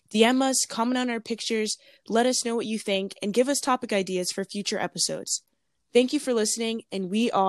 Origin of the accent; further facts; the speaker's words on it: Orlando, Florida, United States; I am from Orlando, Florida